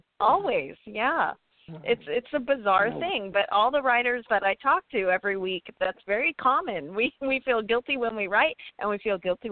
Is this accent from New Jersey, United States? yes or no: no; San Diego, California, United States; I'm from San Diego where it's very warm, so I'm a weather wimp